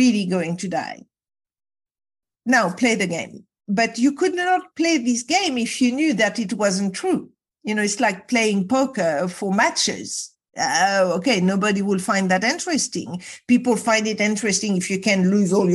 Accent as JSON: {"language": "English", "town": "Casablanca", "region": "Casablanca-Settat", "country": "Morocco", "tie": "born or raised there", "said": "I was brought up in Casablanca, Morocco"}